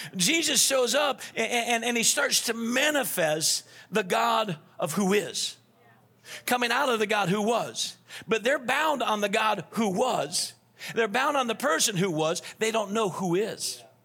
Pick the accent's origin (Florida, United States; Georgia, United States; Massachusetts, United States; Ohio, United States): Florida, United States; Naples; also born or lived in Rochester, Minnesota / New Orleans, Louisiana; That's where I spent the most of my life down there